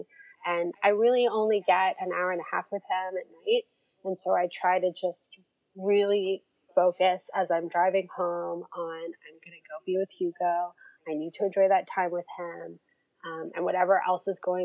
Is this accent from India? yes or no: no; Toronto, Ontario, Canada; moved away as an adult; now in United States; I grew up in Toronto